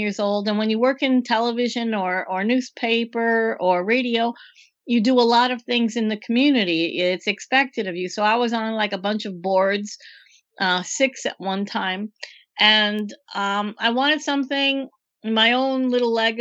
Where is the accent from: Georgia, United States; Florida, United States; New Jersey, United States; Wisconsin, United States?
Wisconsin, United States; Green Bay; moved away as an adult; also born or lived in Miami; I was born and raised in Green Bay, Wisconsin with the Packers